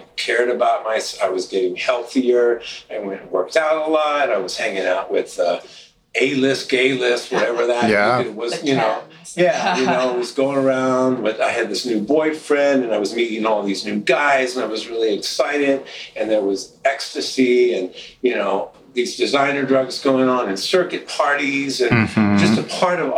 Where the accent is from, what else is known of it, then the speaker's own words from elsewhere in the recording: Louisville, Kentucky, United States; moved away as an adult; now in Minneapolis, United States; where I grew up in Louisville, Kentucky